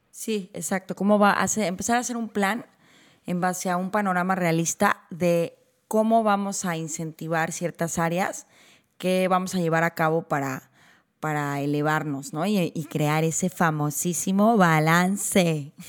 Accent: Guadalajara, Jalisco, Mexico; moved away as an adult; now in Vancouver, Canada; yo crecí en Guadalajara

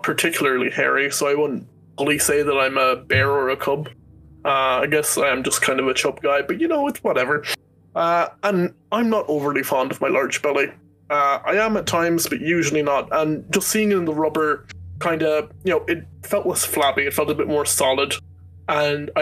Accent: Ireland; I'm Irish. I wouldn't say mother.

